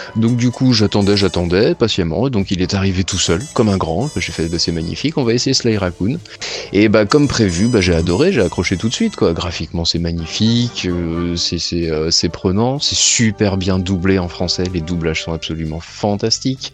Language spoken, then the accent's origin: French; the West, western France, France; je suis habitant de l'Ouest